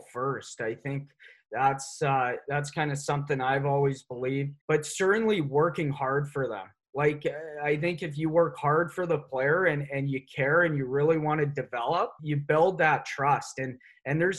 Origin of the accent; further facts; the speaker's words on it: Nelson, British Columbia, Canada; I'm from the Kootenays, from Nelson